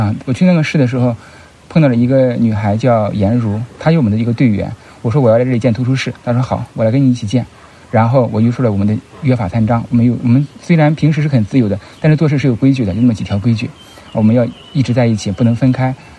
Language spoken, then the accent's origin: Chinese; Shandong, China; 像我吧，因为我们是山东人为基础做起来的，山东人或者北方人啊，所以我们就是有一些偏理和义的东西啊。